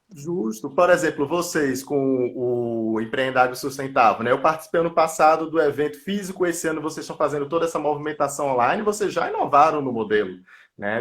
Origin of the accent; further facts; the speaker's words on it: Recife, Pernambuco, Brazil; moved away as an adult; now in São Paulo, Brazil; sou lá de Pernambuco, de Recife. Atualmente não moro na minha cidade natal, moro em São Paulo